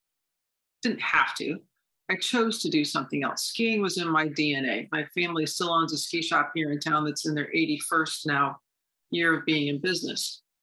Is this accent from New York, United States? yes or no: yes; Horseheads, New York, United States; 10 minutes from home, growing up in Horseheads.